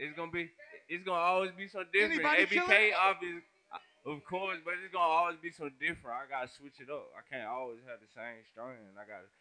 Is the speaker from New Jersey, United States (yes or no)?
no; Rocky Mount, North Carolina, United States; I'm from Rocky Mountain, North Carolina, 252.